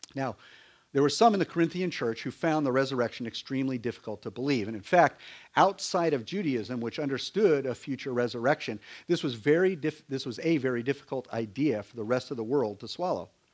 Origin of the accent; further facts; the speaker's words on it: Connecticut, United States; now in Virginia, United States; when I grew up in Connecticut